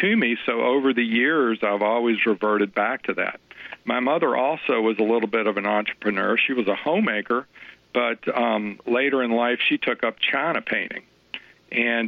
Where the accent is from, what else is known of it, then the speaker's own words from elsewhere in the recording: Louisville, Kentucky, United States; I'm from Louisville, Kentucky.